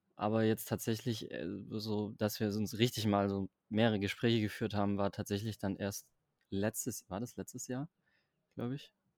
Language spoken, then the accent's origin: German; Stuttgart area, Baden-Württemberg, Germany; moved away as an adult; also born or lived in Berlin; Also ich komme ja aus dem Raum Stuttgart, das heißt Berlin ist ja dann schon nochmal ein bisschen weiter weg aus der ursprünglichen Heimat.